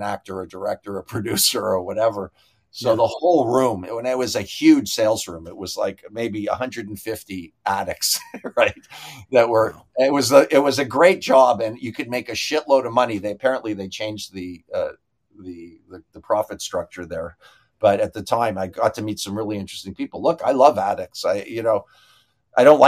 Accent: Canada; I'm Canadian

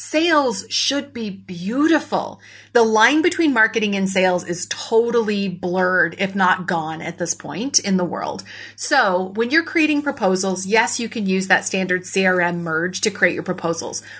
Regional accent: Iowa, United States; Iowa, my home state

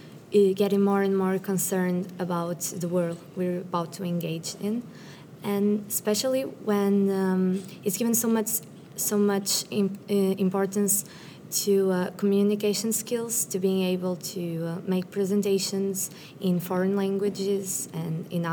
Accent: Portugal; I'm from Portugal. I'm 17, and I'm in the last year of high school.

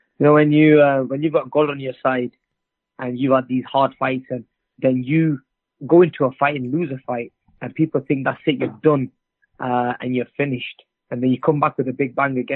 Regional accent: England, United Kingdom; I'm from England

